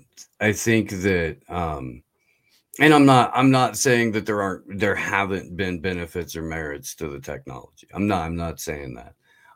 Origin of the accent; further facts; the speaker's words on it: Indiana, United States; I grew up in Indiana, so there were a lot of like inside baseball to that state jokes that I was gonna get.